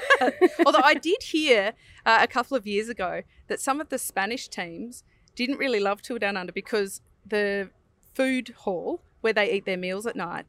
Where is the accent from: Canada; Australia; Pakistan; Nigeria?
Australia; we're Australian